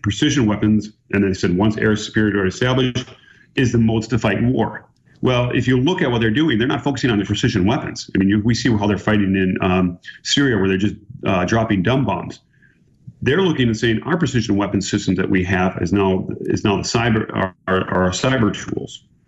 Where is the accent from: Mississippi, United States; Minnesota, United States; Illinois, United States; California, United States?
Minnesota, United States; I'm from Minnesota